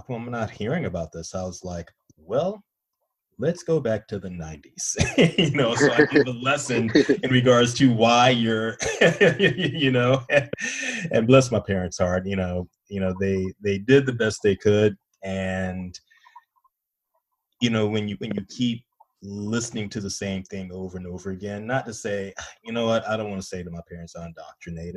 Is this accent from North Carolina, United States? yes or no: yes; North Carolina, United States; moved away; I'm originally from North Carolina. So when I go home, you know, and visit my parents